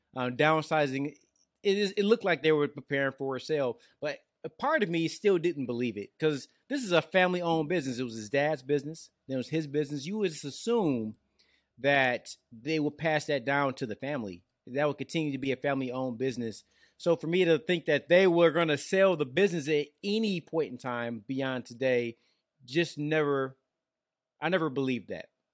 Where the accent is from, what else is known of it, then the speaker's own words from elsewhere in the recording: Detroit, Michigan, United States; now in Georgia, United States; I live out here in Georgia, but I'm from Detroit